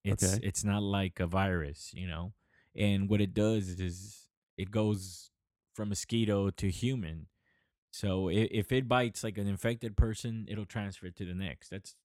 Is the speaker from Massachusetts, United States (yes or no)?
no; Los Angeles, California, United States; I grew up in East LA. It's all brown people.